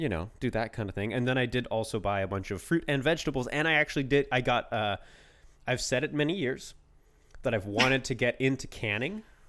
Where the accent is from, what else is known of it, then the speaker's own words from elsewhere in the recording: Canada; we're both Canadian